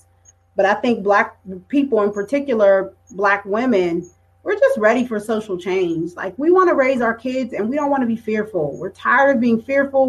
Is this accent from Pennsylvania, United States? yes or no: yes; Pittsburgh, Pennsylvania, United States; growing up in Pittsburgh